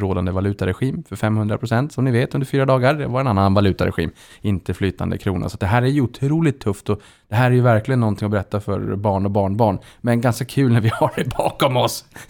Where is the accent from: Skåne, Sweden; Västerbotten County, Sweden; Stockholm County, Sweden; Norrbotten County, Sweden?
Norrbotten County, Sweden; Boden; Jag är själv från Boden